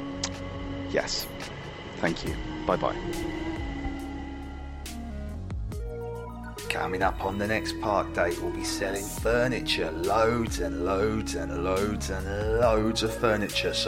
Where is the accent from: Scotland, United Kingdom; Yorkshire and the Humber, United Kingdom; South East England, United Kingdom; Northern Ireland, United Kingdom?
Yorkshire and the Humber, United Kingdom; moved away; also born or lived in Norfolk; I'm from Yorkshire